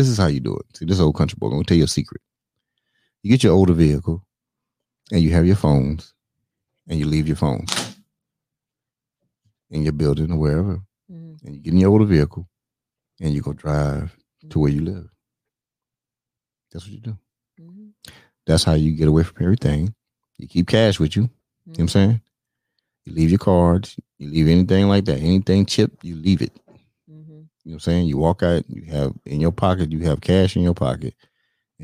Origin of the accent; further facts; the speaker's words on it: North Carolina, United States; also born or lived in Austin, Texas / Dallas, Texas; now in Texas, United States; I'm from North Carolina